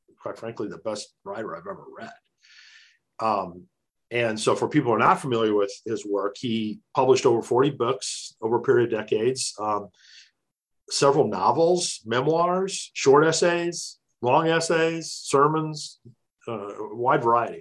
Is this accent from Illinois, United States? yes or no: yes; Illinois, United States; moved away as an adult; now in New Jersey, United States; I still live in New Jersey. I grew up in Illinois, but made it out to the East Coast because of Bell Labs